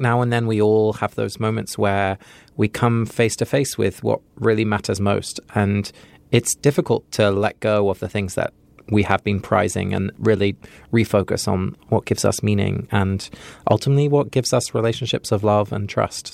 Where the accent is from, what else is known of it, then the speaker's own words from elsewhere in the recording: California, United States; I'm from California